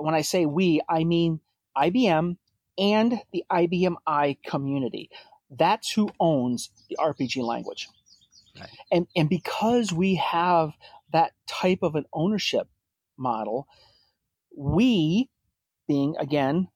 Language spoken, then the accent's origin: English; Rhode Island, United States; moved away; I'm originally from Rhode Island, so I grew up just south of Boston. So I'm an East Coaster